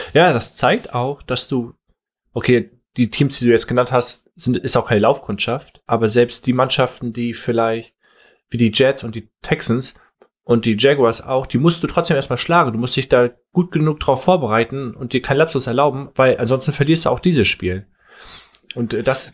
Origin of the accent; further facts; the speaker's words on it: Northern Germany, Germany; Als Norddeutscher